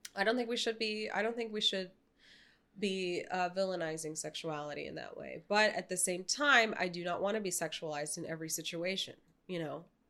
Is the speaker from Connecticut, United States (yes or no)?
no; New York City, New York, United States; I grew up in New York City